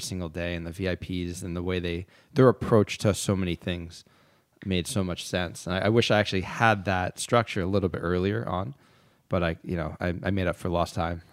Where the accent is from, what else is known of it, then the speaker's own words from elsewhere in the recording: Philadelphia, Pennsylvania, United States; moved away as an adult; also born or lived in New York / Yountville; Philadelphia. That's my hometown